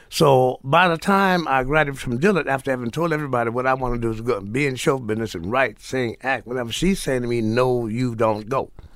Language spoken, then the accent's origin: English; New Orleans, Louisiana, United States; moved away; also born or lived in Morgan City, Louisiana; Born, born, born in New Orleans, raised in New Orleans in Morgan City, Luther Island